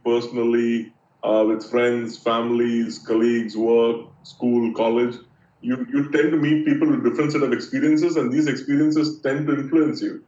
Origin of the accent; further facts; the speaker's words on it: India; I grew up in India.